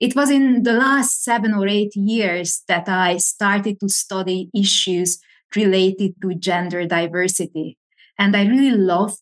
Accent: Hungary; moved away as an adult; also born or lived in Pennsylvania, United States; now in Madrid, Spain; I was born and raised in Hungary, which is in Central Eastern Europe.

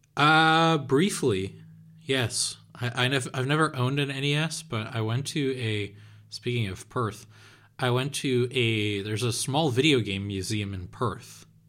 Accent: Netherlands; English is a second language

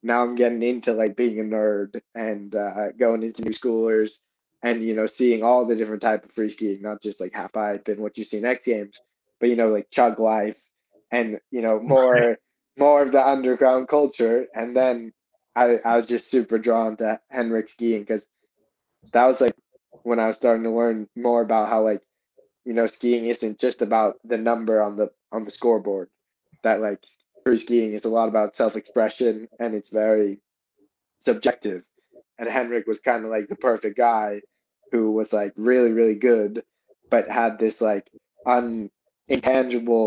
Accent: Boston, Massachusetts, United States; I grew up outside of Boston in a suburb

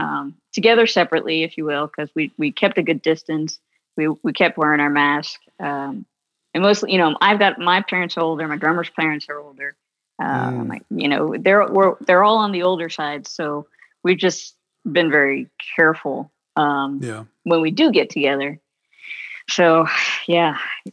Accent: San Antonio, Texas, United States; moved away as an adult; also born or lived in California / Georgia / Massachusetts / New York; now in San Antonio, United States; I'm originally from California, but we grew up mostly here in San Antonio

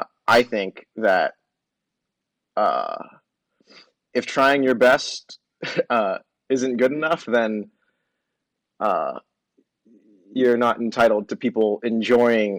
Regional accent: Austin, Texas, United States; I grew up in South Austin

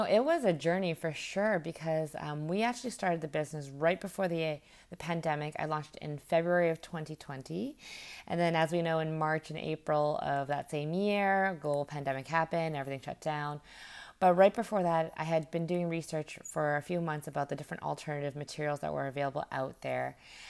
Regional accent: Vancouver, British Columbia, Canada; moved away as an adult; also born or lived in Alberta / Toronto; now in Vietnam; I am from Canada. I was born in Alberta, raised in Vancouver, and then spent my last 8 years before I moved to Vietnam in Toronto.

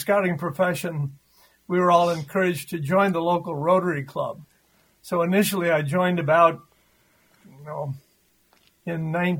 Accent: Owatonna, Minnesota, United States; also born or lived in Oregon / Northfield, Minnesota; Well, I was born and raised down in Owatonna, Minnesota.

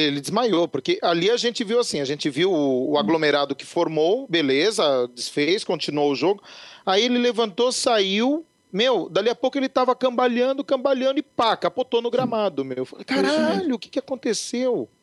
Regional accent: Brazil; como bom brasileiro

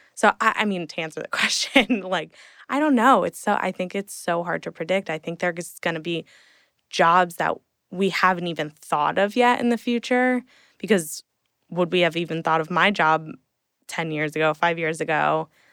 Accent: Hunterdon County, central New Jersey, United States; moved away as an adult; now in New York City, United States; grew up in New Jersey my whole life, um, in, well, central Jersey.

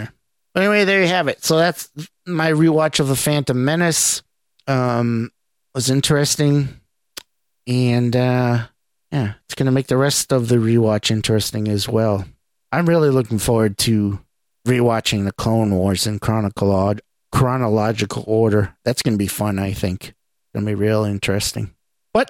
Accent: New England, United States; accent: New England; I'm from New England, I have an accent.

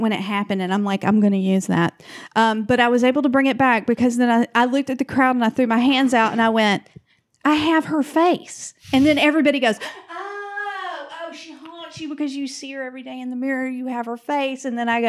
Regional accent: the South, United States; I'm from the South. We say Lafayette.

